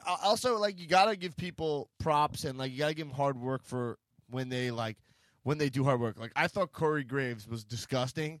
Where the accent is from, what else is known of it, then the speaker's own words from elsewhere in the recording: New York, United States; I'm from New York